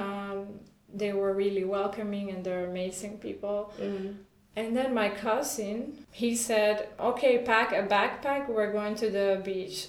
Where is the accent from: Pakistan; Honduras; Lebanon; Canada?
Honduras; first language Spanish; English is a second language; moved away as an adult; also born or lived in Costa Rica / Germany; I was born and raised in Honduras